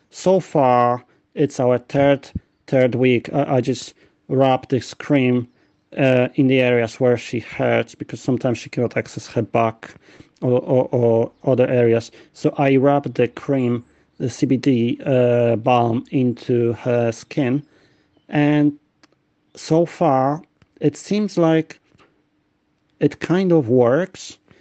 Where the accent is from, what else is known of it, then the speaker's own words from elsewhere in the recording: Poland; now in London, United Kingdom; I'm originally from Poland but I um, moved to London where I live